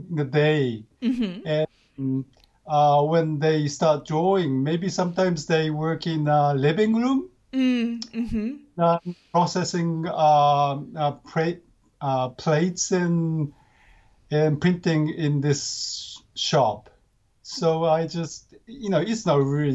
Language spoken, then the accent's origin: English; Gifu, Japan; English is a second language; now in Tokyo, Japan; I'm grew up in, it's called Gifu